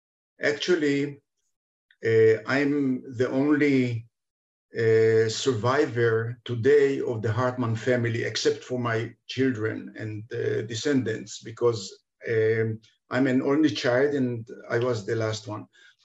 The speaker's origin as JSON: {"language": "English", "region": "Budapest", "country": "Hungary", "tie": "born there", "said": "I was born in Budapest in 45, actually in March 45."}